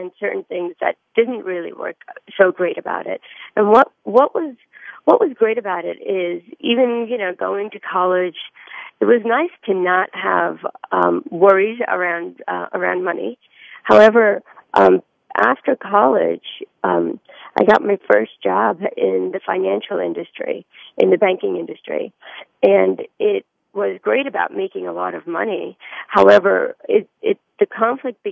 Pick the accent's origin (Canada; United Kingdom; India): India; moved away; I was born in India